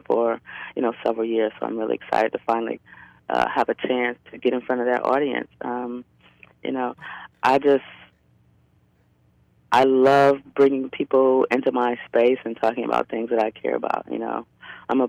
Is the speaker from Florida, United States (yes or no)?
no; Detroit, Michigan, United States; now in Oakland, United States; I grew up in Detroit. I live in Oakland now.